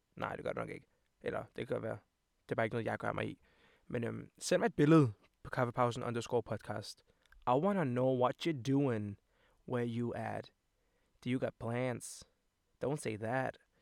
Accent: Copenhagen, Capital Region of Denmark, Denmark; also born or lived in Montenegro (parents); Jeg kommer fra København, videre. Jeg kommer fra videre af

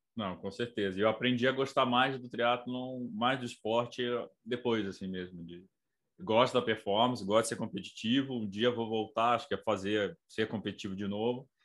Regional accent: Brazil; na rua me reconheceram como brasileiro

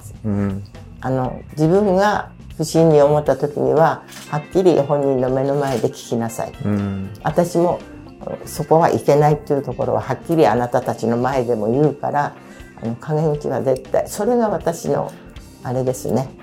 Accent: Fujishiro, Ibaraki, Japan; 私の実家が藤代町の宮和田っていうとこ

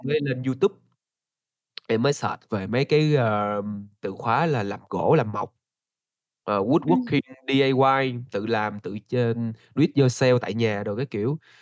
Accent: Ho Chi Minh City, Vietnam; moved away as an adult; now in Da Lat, Vietnam; mình là người Đà Lạt đến từ Sài Gòn

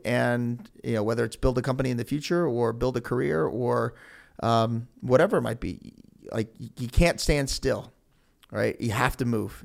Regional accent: Elyria, Ohio, United States; I'm from Elyria

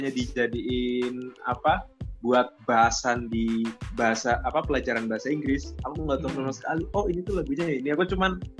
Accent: Jakarta, Indonesia; ini kamu dari mana aslinya gitu kok suaranya nggak medok gitu saya dari Jakarta bu

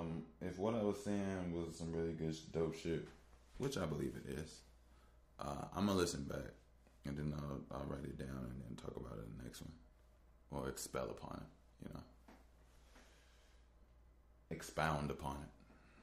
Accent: Chicago, Illinois, United States; I'm from Chicago. I was born in 1990.

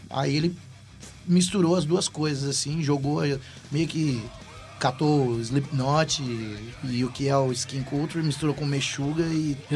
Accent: Brazil; A gente é brasileiro

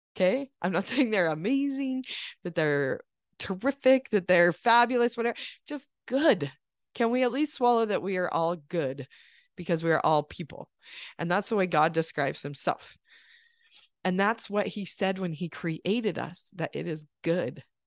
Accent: United States; growing up in this country

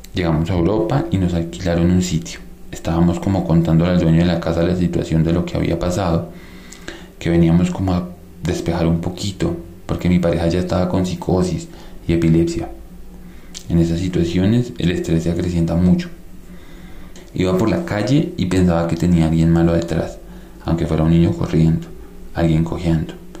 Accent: Colombia; moved away as an adult; venimos del país del Sagrado Corazón

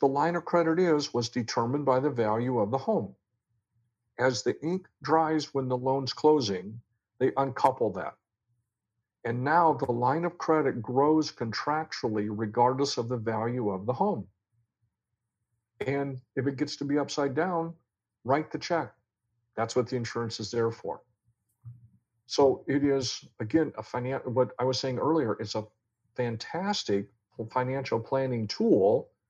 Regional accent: Iowa, United States; moved away; I'm from Iowa

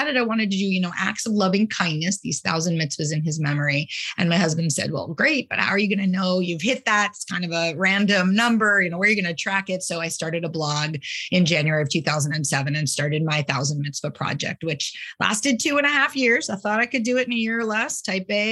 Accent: New England, United States; moved away as an adult; also born or lived in Ludlow, Vermont / Sudbury, Massachusetts / Los Angeles; now in Portland, United States; I'm from New England. I grew up both in Ludlow, Vermont, small skiing town, with Okemo, and outside of the Boston area in Sudbury, Mass.

